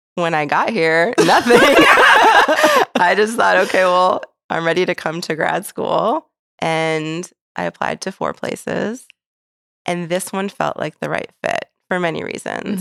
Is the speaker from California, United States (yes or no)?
no; Phoenix, Arizona, United States; moved away as an adult; also born or lived in Detroit, Michigan / New York; now in St. Louis, United States; the bubble that I grew up in in Phoenix, Arizona